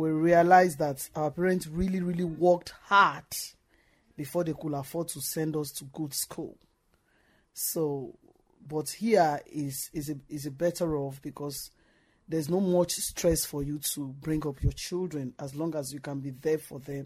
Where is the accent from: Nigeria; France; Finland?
Nigeria; moved away as an adult; now in Ireland; my mother died back home in Nigeria very young